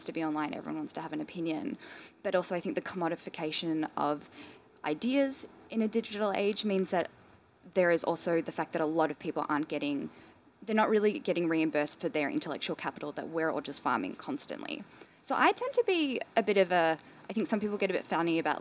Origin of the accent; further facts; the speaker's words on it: Melbourne, Victoria, Australia; I grew up in Melbourne